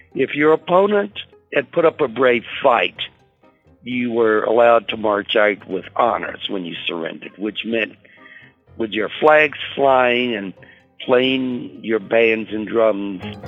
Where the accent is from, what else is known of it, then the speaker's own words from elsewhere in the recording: Buckingham County, Virginia, United States; I am a native Virginian. I grew up in Buckingham County